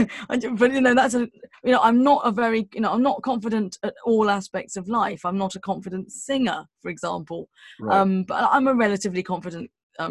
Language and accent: English; London, United Kingdom; I'm from London, so I had to pass my test in London, and, you know, like driving around West London